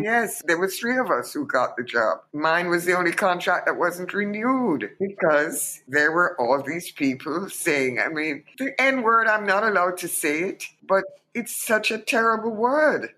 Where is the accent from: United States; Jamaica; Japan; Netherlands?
Jamaica; Kingston; moved away as an adult; also born or lived in London, United Kingdom; to swim across Kingston Harbor at 15